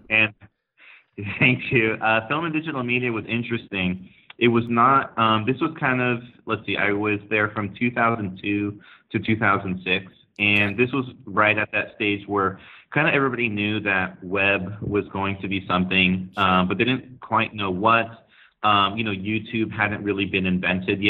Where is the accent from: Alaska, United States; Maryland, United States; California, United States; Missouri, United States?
California, United States; Santa Clara; I was born and raised in Silicon Valley, actually in Santa Clara, California.